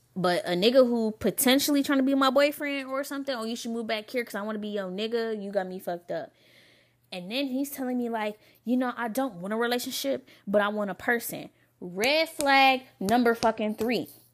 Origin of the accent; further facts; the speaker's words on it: Lansing, Michigan, United States; moved away; also born or lived in Novi, Michigan; I'm from Lansing. You know, five one seven all day